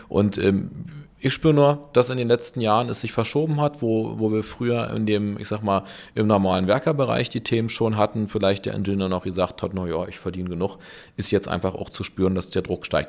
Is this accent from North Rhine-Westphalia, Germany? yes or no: no; Berlin, Germany; ich bin ja in Berlin geboren